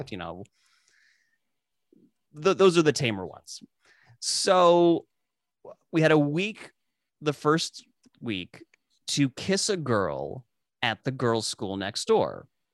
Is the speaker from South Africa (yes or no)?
yes; South Africa; moved away; I grew up in South Africa